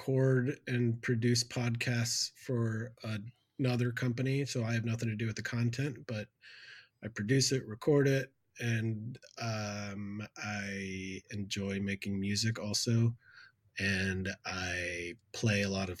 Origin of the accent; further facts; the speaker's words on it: Lancaster, Pennsylvania, United States; also born or lived in Florida / Virginia; When I was about 10, we moved to where I live in Pennsylvania